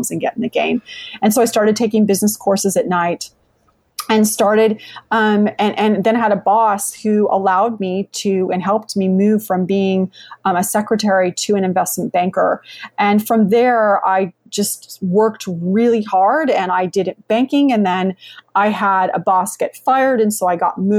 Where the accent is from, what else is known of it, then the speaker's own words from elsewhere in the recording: San Jose, California, United States; also born or lived in Madrid, Spain; now in Lexington, United States; I live in Lexington, Virginia, though I originally grew up in San Jose, California. I was born in Madrid, Spain